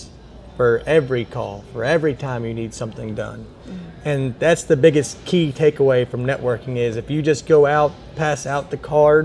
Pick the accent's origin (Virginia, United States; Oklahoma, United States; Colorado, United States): Virginia, United States; Crozet; now in Richmond, United States; I'm from Crozet